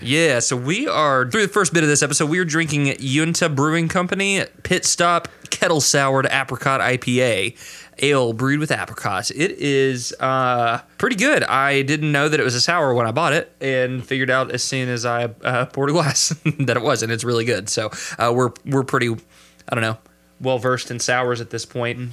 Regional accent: Kentucky, United States; my home state

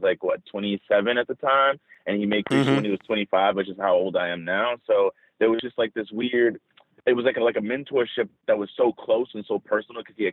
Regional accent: New Orleans, Louisiana, United States; I was from New Orleans

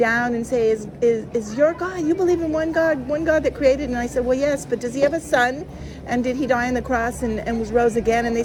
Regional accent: Colorado, United States; I'm from Colorado

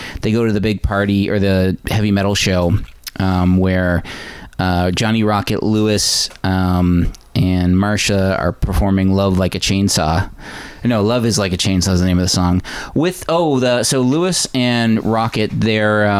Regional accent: Newfoundland and Labrador, Canada; growing up in Newfoundland

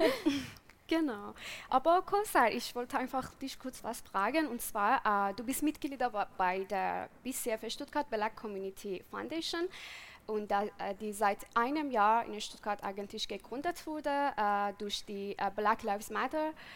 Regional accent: Iran; German is a second language; moved away as an adult; now in Germany; ich bin im Iran geboren und aufgewachsen und bin seit sieben Jahren in Deutschland

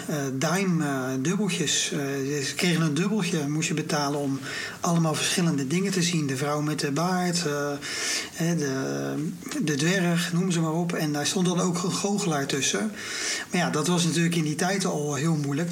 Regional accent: Rotterdam, South Holland, Netherlands; also born or lived in Barendrecht; ik ben toch echt opgegroeid in Rotterdam-Zuid, in de wijk Feyenoord

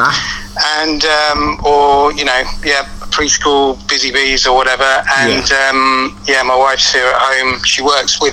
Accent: Kingston upon Thames, London, United Kingdom; also born or lived in Worthing / New York; I'm sort of from the London suburbs, from Kingston

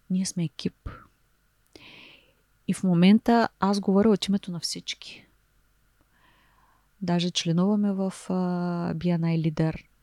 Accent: Varna, Varna Province, Bulgaria; И понеже те са от София, ние сме от Варна

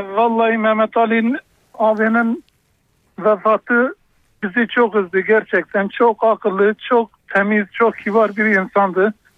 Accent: Diyarbakır Province, Turkey

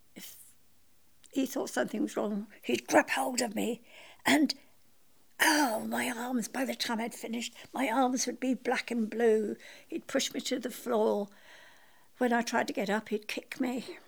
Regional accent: Scotland, United Kingdom; I was born in Scotland

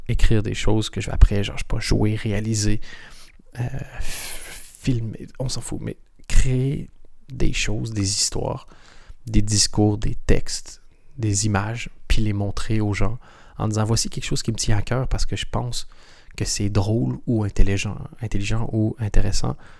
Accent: Canada; moved away as an adult; also born or lived in Europe; Je suis canadien

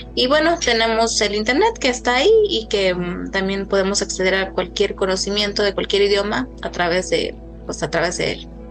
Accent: Mexico; las lenguas que tenemos en México

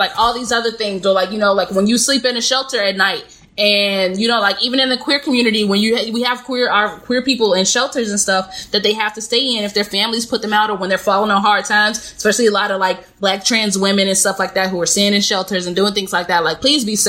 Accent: Chicago, Illinois, United States; moved away; I'm from Chicago

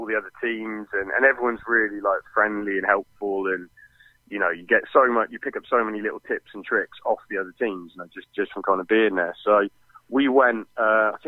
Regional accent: Hereford, West Midlands, United Kingdom; we're from Hereford, and you know, we get fantastic beef in Hereford

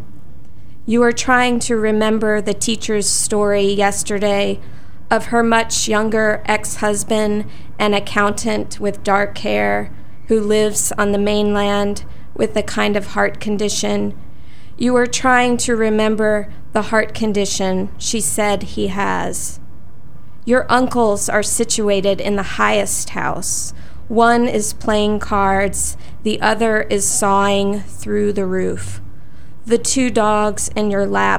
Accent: New Orleans, Louisiana, United States; now in Kentucky, United States; growing up in New Orleans

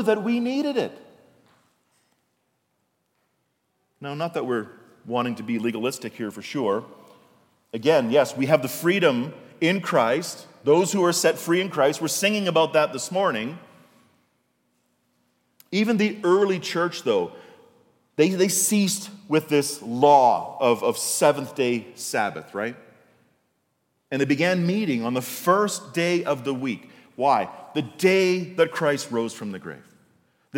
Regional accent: Canada; when I was a kid in the 80s, right, not so long ago, in my hometown, there was no shopping on Sundays. The only stores open on Sundays were corner stores or gas stations. In fact, in Canada, up until the 80s, there was what was called the Lord's Day Act.

